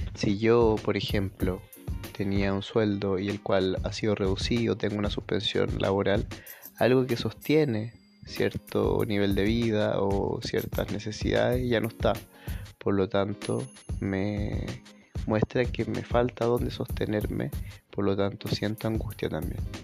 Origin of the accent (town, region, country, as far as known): Chile